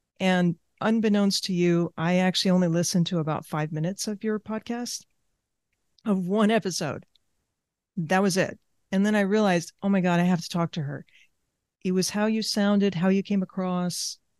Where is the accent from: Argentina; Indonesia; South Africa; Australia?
Argentina; born there; I grew up in different cultures. I was born in Argentina. The past generations have come from other countries. So I have that background, multiple languages.